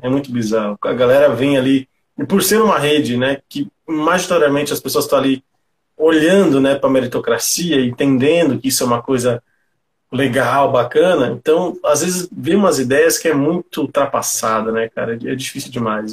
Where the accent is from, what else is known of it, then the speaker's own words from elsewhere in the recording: São Paulo, Brazil; sou um cara que, que vem aqui da periferia de São Paulo, sou aqui do Grajaú